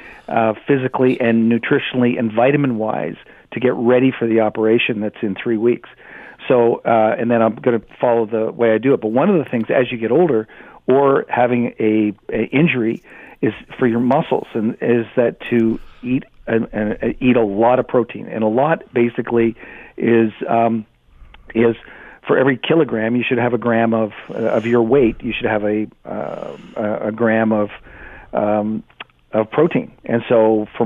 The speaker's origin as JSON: {"language": "English", "country": "Canada", "said": "I'm Canadian"}